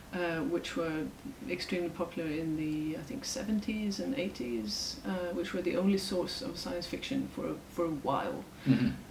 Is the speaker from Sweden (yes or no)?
yes; Sweden; it was through the Swedish translations mm-hmm. in the library, and my library where I grew up